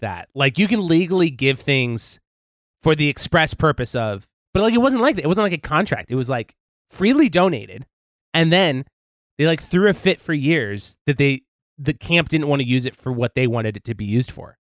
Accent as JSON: {"language": "English", "region": "Montana", "country": "United States", "said": "I'm from Montana"}